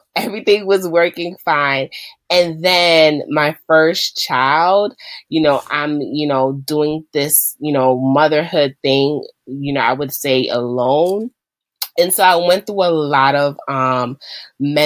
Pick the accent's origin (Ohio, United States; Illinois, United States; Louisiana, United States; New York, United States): New York, United States; I am from New York, where on a day-to-day basis, I am a school, special education school manager